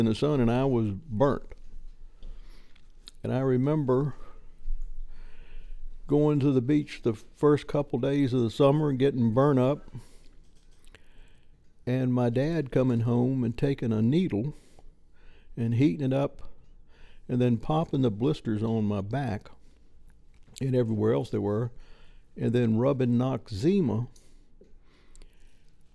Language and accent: English; Petersburg, Virginia, United States; I was born in Petersburg, Virginia